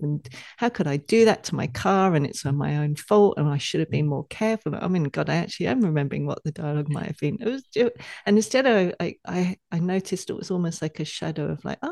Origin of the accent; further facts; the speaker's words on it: England, United Kingdom; moved away; growing up in England